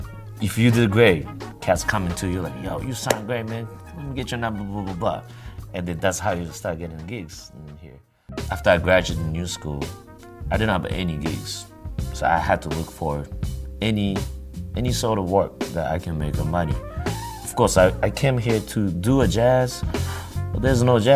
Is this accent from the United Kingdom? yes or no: no; Japan; now in New York, United States; I'm from Japan, and I play the trumpet